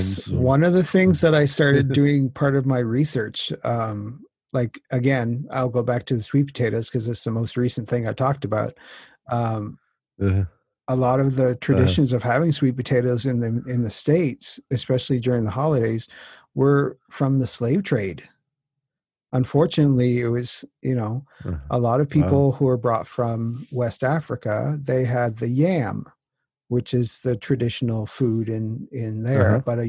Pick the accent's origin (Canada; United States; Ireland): Canada; Newfoundland and Labrador; my background is I'm originally from Newfoundland.